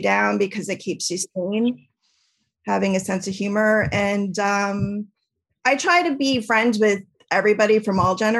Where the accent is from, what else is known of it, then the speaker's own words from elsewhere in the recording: New York, United States; now in Seattle, United States; I live in Seattle now and I'm from New York originally